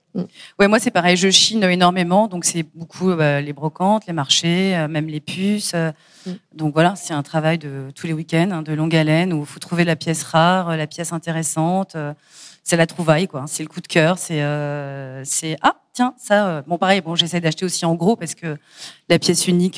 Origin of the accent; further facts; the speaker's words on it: Paris, Île-de-France, France; je suis parisienne, donc j'allais au Hall ou au Puce de Clignancourt quand j'étais gamine